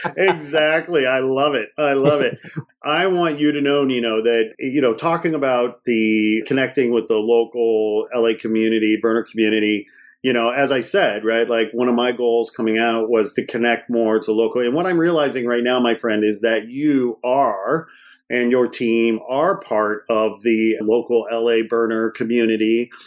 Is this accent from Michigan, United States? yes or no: no; Gary, Indiana, United States; moved away; I was born in Gary, Indiana